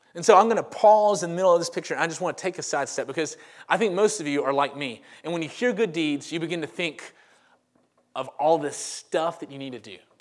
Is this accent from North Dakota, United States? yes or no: no; Monroe, Louisiana, United States; also born or lived in Crestwood; now in Homewood, United States; I am from Monroe, Louisiana, and that is the home of Duck Dynasty. But I grew up, um, I'm in my mid-thirties